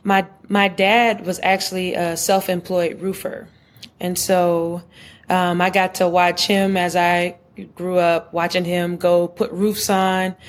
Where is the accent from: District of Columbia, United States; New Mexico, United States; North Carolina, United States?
North Carolina, United States; Charlotte; I grew up in Charlotte